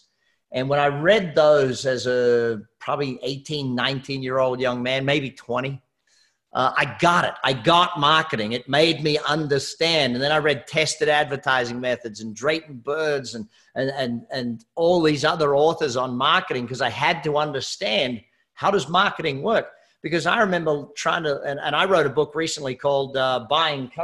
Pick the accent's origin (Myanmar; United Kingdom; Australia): Australia; moved away as an adult; also born or lived in Hamilton Island, Queensland, Australia; now in United States; I'm Australian